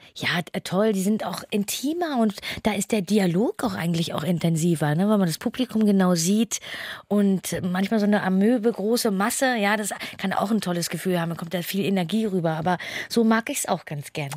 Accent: Hamburg, Germany; für mich als Hamburgerin

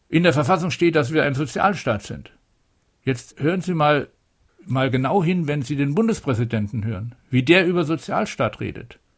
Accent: Upper Rhine, Germany; ich komme aus, eben aus dem Oberrheingebiet

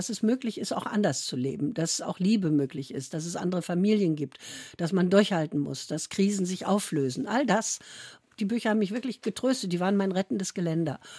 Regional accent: Korbach, Hesse, Germany; born there; Ich bin ja noch im Krieg geboren, ja. Hm. 43 war noch Krieg. Und ich bin in Hessen, in Korbach, nur deshalb geboren, weil die schwangeren Frauen alle aus äh

